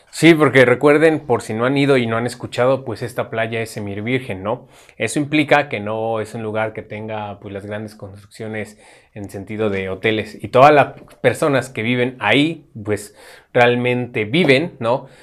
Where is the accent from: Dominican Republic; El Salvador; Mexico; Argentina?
Mexico; esta característica que nos define como mexicanos